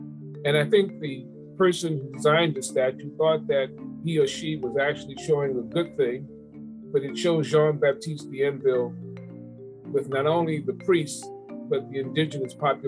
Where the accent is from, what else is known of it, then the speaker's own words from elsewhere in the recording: New Orleans, Louisiana, United States; here in New Orleans, my hometown.